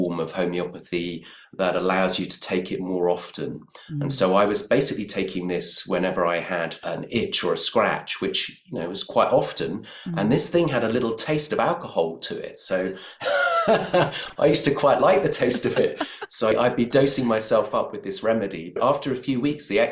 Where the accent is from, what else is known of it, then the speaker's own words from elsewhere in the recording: London, United Kingdom; I grew up in Crouch End in North London